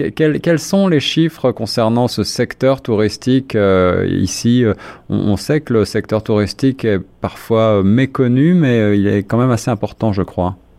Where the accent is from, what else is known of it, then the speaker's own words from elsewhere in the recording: Ontario, Canada; chez nous en Ontario